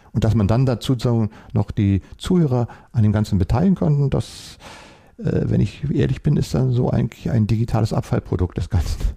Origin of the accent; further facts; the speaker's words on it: Berlin, Germany; Ich bin ja hier in Berlin aufgewachsen, in Westberlin